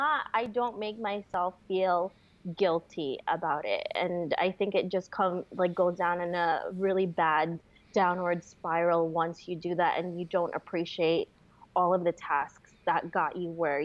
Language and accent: English; New York, United States; moved away as an adult; also born or lived in Florida; I grew up and lived in New York most of my life